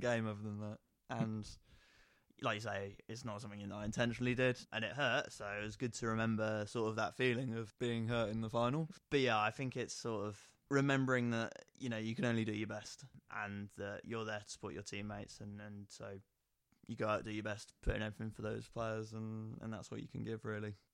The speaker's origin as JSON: {"language": "English", "town": "Nottingham", "region": "East Midlands", "country": "United Kingdom", "tie": "born or raised there", "said": "growing up in Nottingham"}